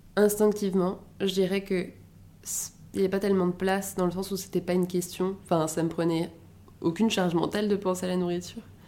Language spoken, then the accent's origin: French; Paris, Île-de-France, France; also born or lived in Edinburgh; Je suis née et j'ai grandi à Paris.